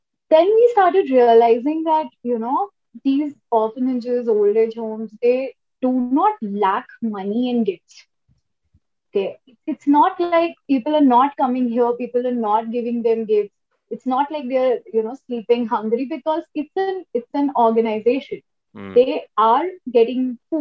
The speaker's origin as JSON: {"language": "English", "town": "Kolkata", "region": "West Bengal", "country": "India", "tie": "born or raised there", "said": "I am from Calcutta. and we used to, you know, hang out in maybe CCD"}